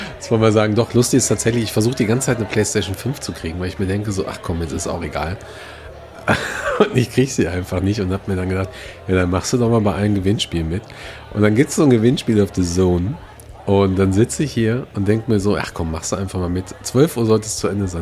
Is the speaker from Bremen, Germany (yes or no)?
no; Gelsenkirchen, North Rhine-Westphalia, Germany; Meine Heimatstadt